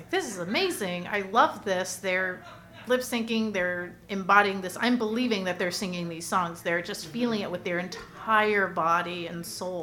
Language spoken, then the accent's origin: English; Orange County, California, United States; moved away as an adult; now in Los Angeles, United States; I'm from Orange County and then okay. transplanted to LA 2012